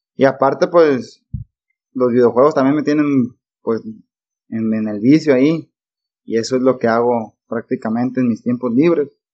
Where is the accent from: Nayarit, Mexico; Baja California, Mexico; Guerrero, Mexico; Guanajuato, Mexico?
Nayarit, Mexico; also born or lived in Sinaloa; Me, considero de Sinaloa y de Nayarit. Ya que, pues, en Sinaloa fue donde nací y en Nayarit tengo casi 20 años viviendo. Tengo 24 años de edad.